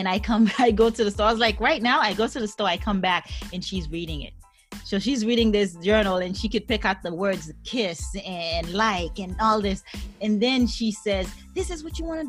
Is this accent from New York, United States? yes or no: yes; New York City, New York, United States; also born or lived in Haiti; I grew up in Brooklyn. I came from Haiti up into Brooklyn and lived in Brooklyn, did middle school because I was 10 years old